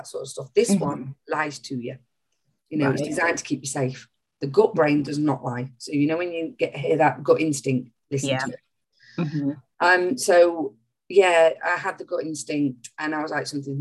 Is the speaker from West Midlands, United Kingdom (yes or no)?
no; Nottingham, East Midlands, United Kingdom; also born or lived in Bognor Regis; I'm from Nottingham